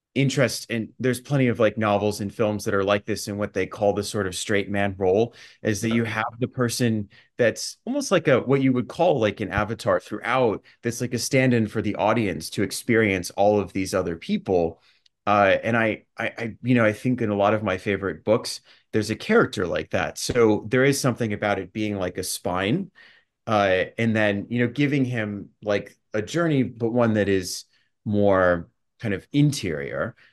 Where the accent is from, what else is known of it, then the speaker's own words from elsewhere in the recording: Dallas, Texas, United States; moved away as an adult; also born or lived in Los Angeles; now in New York City, United States; I was actually growing up in Dallas